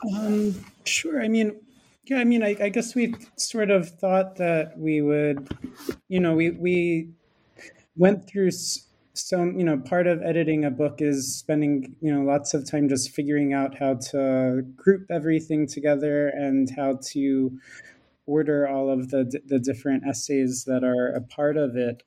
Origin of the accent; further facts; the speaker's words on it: Philadelphia, Pennsylvania, United States; moved away; also born or lived in Santa Barbara; I'm American. I um, studied film and media studies as an undergraduate at Swarthmore College and grew up in Philadelphia